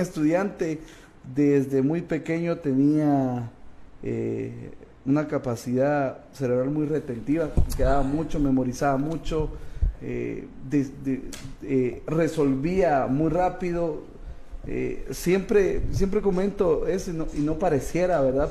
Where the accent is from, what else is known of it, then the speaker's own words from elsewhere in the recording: Cobán, Alta Verapaz, Guatemala; also born or lived in Raxruhá, Alta Verapaz; Yo nací en Cobán, pero parte de mi niñez, eh, del, del, uno a, los cuatro años, yo me voy a un lugar que es frontera entre Petén y Alta Verapaz.